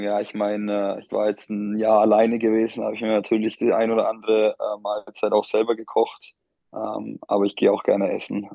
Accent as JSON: {"language": "German", "town": "Bamberg", "region": "Bavaria", "country": "Germany", "tie": "born or raised there", "also_born_or_lived": "Bonn", "moved": "as an adult", "said": "ich bin Oberfranke"}